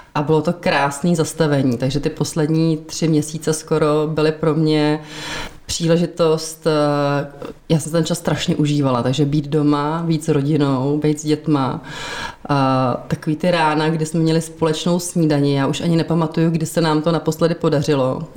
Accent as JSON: {"language": "Czech", "region": "Prague", "country": "Czechia", "tie": "born or raised there", "said": "Já jsem jsem narodila v Praze, já jsem rodilý Pražák, říkám, že jsme křtěná Vltavou."}